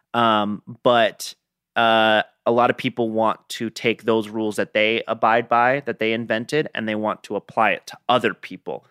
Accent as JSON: {"language": "English", "town": "Gilbert", "region": "Arizona", "country": "United States", "tie": "born or raised there", "said": "I grew up in Gilbert, Arizona"}